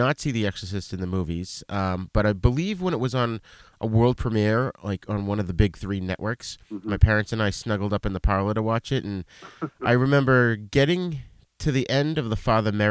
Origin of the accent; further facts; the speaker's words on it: Stoneham, Massachusetts, United States; my hometown of Stoneham, Massachusetts